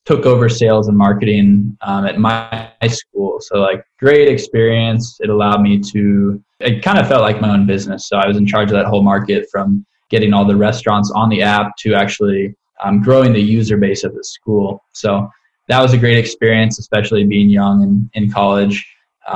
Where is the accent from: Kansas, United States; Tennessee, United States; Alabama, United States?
Kansas, United States; Kansas City; moved away as an adult; also born or lived in Oxford, Mississippi; now in Denver, United States; I was born and raised in Kansas City, a nice suburb kind of outside the city on the Kansas side